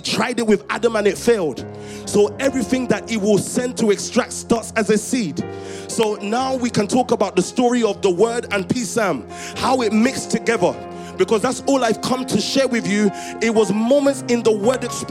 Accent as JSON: {"language": "English", "area": "Croydon or Stockwell", "region": "London", "country": "United Kingdom", "tie": "born or raised there", "said": "growing up in Croydon or Stockwell, moving between Croydon and Stockwell"}